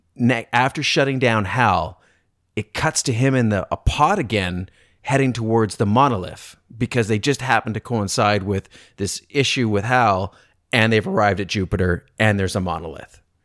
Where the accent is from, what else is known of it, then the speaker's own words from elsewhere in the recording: Canada; I'm Canadian